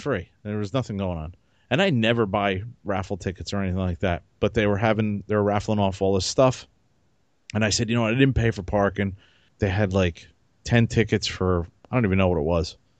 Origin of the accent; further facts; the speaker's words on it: New Jersey, United States; I was from Jersey